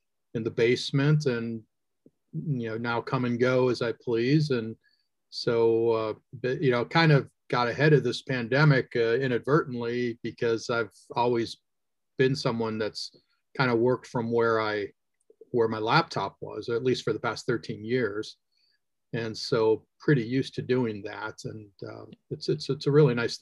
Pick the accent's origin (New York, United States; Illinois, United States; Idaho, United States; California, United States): Illinois, United States; Chicago; I am born and raised in the Chicagoland area here in the U.S.